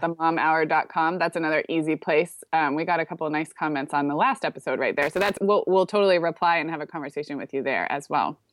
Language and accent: English; California, United States; moved away as an adult; also born or lived in Chicago; I grew up in California